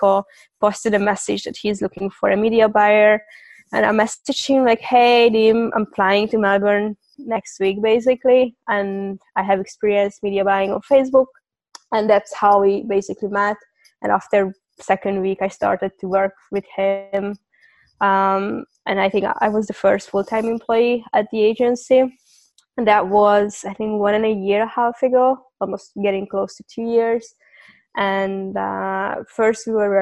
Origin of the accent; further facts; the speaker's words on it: Hungary; moved away as an adult; also born or lived in London / Cyprus; I'm from Hungary. And I moved around a couple of times in my life